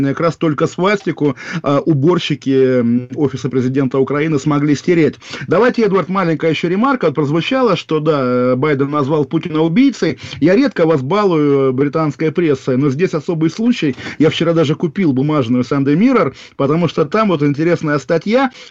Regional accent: Moscow, Russia; я из Москвы.

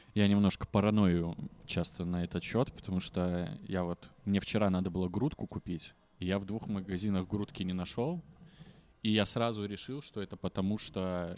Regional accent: Belarus; Мы не можем его говорить, хоть мы и белорусы

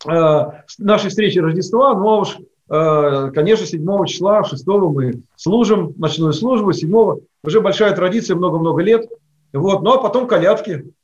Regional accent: Ivanovo Oblast, Russia; поскольку моя родина Ивановской области э, и плюс мой родной город, то есть я там не турист с наездом

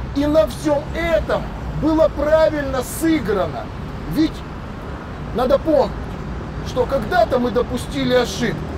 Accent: Ukraine; как украинец, не галичанин, не малорос, а украинец.

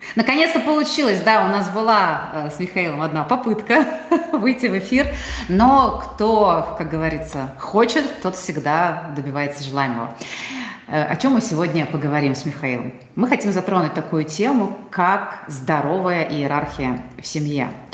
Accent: Tatarstan, Russia; я татарка

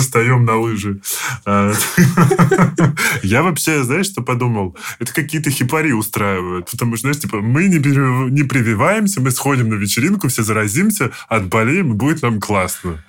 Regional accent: Stupino, Moscow Oblast, Russia; я из Ступино

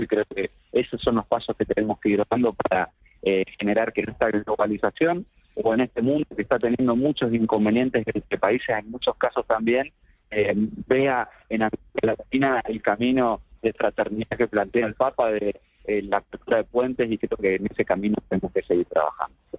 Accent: Argentina; como argentinos y argentinas

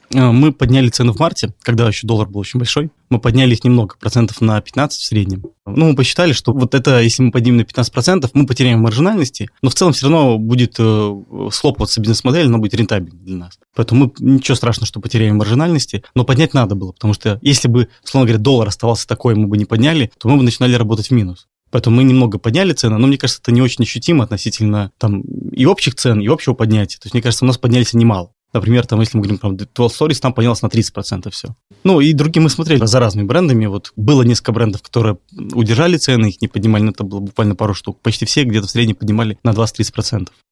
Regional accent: Minsk, Belarus; moved away; я из Минска сам

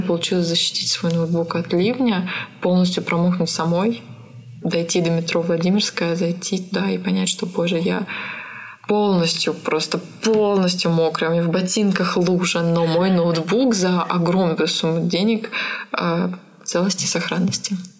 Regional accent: Siberia, Russia; я родилась в Сибири

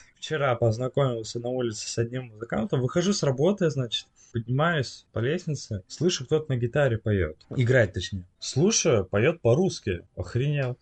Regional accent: Russia; now in France; я из России

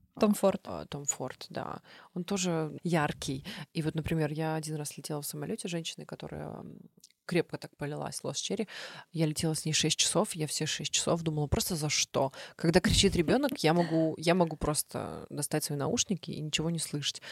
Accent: Belarus; Вообще я белоруска, отец у меня украинец, а бабушка немка

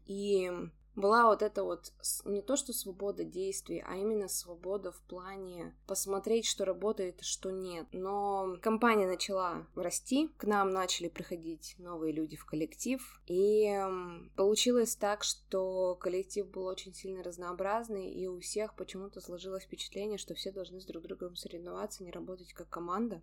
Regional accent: Chelyabinsk, Chelyabinsk Oblast, Russia; moved away as an adult; now in Cyprus; от людей из моего города Челябинска

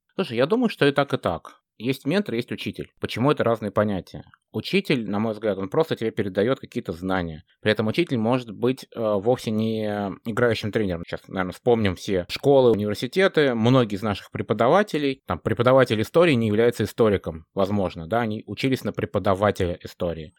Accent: Moscow, Russia; moved away as an adult; now in Amsterdam, Netherlands; я вообще родом из Москвы, но последние 7 лет живу в э, светлом солнечном городе Амстердам

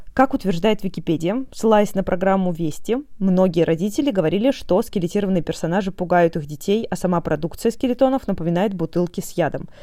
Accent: Omsk, Omsk Oblast, Russia; всё своё детство провела в Омске

